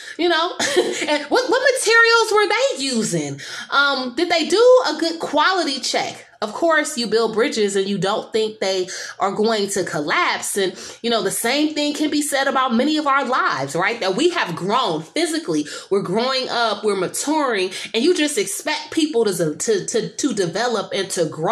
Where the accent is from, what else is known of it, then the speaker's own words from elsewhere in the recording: San Francisco, California, United States; I'm from San Francisco, and I was around for the 1989 earthquake